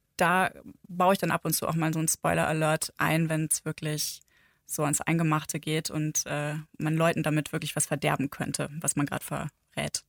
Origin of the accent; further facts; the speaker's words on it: Northern Germany, Germany; now in Bavaria, Germany; ich bin ja aus Norddeutschland ähm, quasi in den Süden gezogen